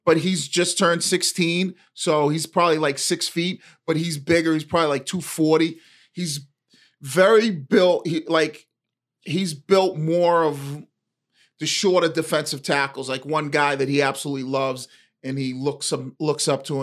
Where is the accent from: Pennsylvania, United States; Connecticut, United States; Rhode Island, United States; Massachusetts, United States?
Massachusetts, United States; Boston; as kids growing up in Eastie